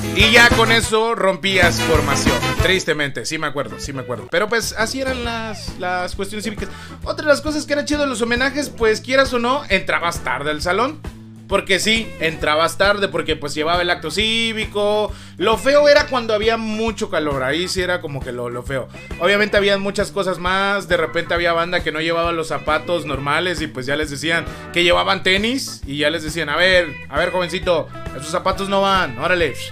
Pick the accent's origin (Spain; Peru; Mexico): Mexico; Matamoros, Chiapas; Matamoro se llama mi pueblo, aquí de Carranza, de, Chiapas